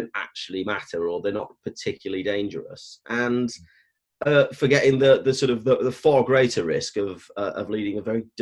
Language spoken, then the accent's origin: English; Stoke-on-Trent, West Midlands, United Kingdom; moved away as an adult; I grew up in Stoke-on-Trent in the early 80s